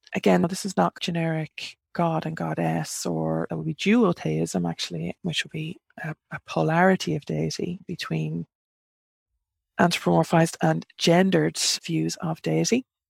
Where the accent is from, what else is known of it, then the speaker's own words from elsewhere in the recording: Ireland; I'm an Irish pagan